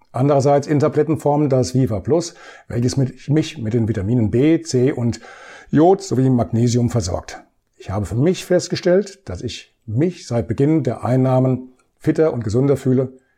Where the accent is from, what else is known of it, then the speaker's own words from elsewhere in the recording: Bad Orb, Hesse, Germany; starte ich mit meinem Einsatz in einem Lebensmittelmarkt in meiner Heimatstadt Bad Orb.